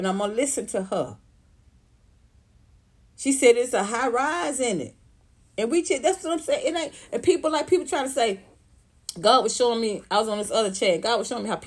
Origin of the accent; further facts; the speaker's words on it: Atlanta, Georgia, United States; Southwest Atlanta, where I grew up